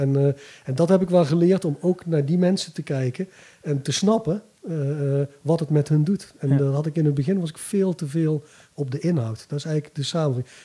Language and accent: Dutch; Bergen op Zoom, North Brabant, Netherlands; moved away; ik kom uit Bergen op Zoom oorspronkelijk. Dus ik ben vroeger met mijn vader ook wel af en toe een NAC geweest